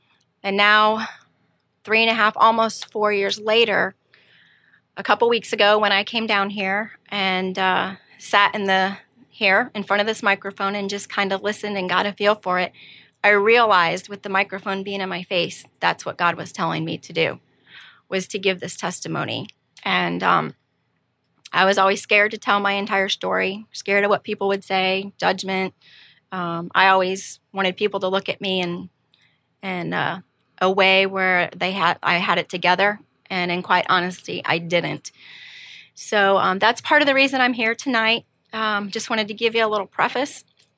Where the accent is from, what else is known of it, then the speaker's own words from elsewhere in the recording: Missouri, United States; born there; I'm 47 and I was born in Missouri, but moved all over the place. Went to 7 different schools, so I was never deeply rooted in any one place for any length of time.